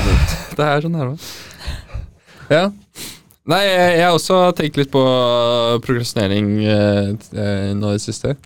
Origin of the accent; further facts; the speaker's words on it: Oslo, Norway; Jeg er ikke en bunadsgutt. Jeg er fra Oslo øst